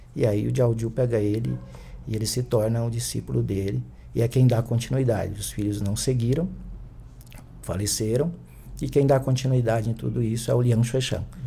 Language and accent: Portuguese; Picos, Piauí, Brazil; moved away as an adult; now in São Paulo, Brazil; a minha terra natal, né, o Piauí